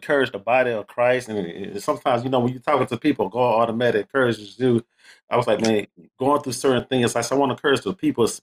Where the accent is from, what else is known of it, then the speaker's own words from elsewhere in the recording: Houston, Texas, United States; I'm originally born and raised from that H-Town, man. I'm from Houston, Texas.